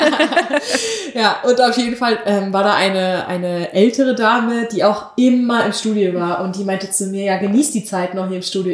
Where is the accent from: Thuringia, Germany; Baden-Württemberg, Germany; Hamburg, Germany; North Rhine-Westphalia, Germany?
North Rhine-Westphalia, Germany; Wir sind Rheinländer.